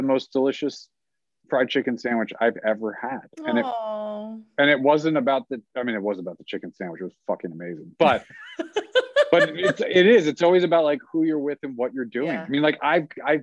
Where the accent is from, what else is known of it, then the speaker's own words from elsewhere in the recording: New Jersey, United States; I grew up in Jersey. We got more fucking Italians here